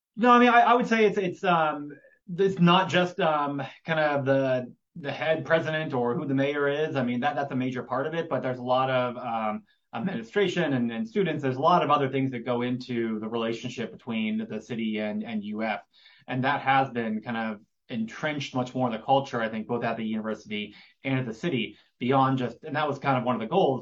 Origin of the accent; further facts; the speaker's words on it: Gainesville, Florida, United States; I grew up in Gainesville